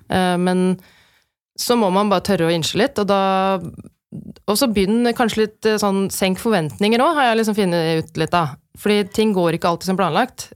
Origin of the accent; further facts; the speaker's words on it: Norway; som nordmenn